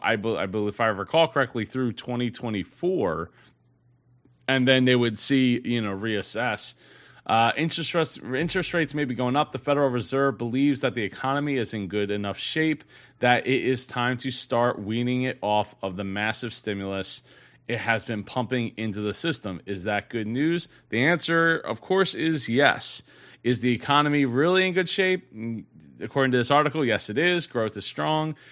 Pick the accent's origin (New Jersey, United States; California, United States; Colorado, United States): New Jersey, United States; my home state, New Jersey